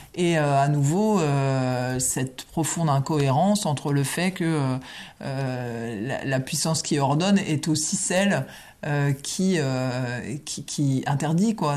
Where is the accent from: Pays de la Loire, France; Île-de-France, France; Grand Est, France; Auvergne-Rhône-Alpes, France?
Grand Est, France; a village in Champagne; je suis l'aîné d'une famille nombreuse euh, qui, euh, voilà, qui a vécu à, la campagne dans un village champenois